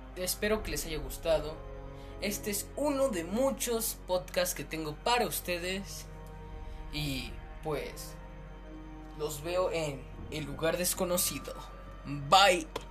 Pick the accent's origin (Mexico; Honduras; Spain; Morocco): Mexico; como yo soy mexicano, viví mi niñez con esa